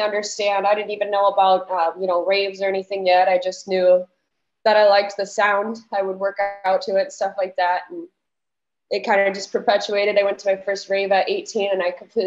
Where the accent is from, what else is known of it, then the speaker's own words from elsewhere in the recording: Lake Holcombe, Wisconsin, United States; moved away as an adult; now in Madison, United States; I'm from Northern Wisconsin. It's a really tiny town. My graduating class was only 20 people. So it's probably not anything anyone's heard of, but just in case, it's Lake Holcomb. I grew up on a farm